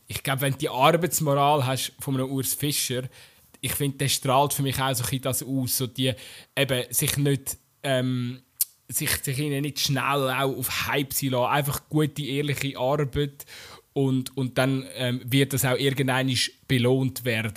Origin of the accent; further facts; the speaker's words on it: Bern, Switzerland; so als Berner